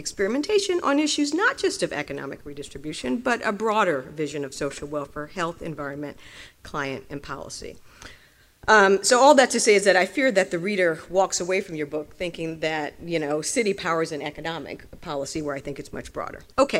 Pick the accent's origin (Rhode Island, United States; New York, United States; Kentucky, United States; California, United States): New York, United States; New York City; as a New Yorker